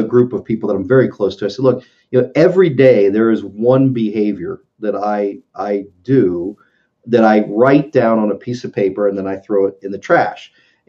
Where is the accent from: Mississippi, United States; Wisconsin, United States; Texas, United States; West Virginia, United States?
West Virginia, United States; West Virginia and I need to write this down.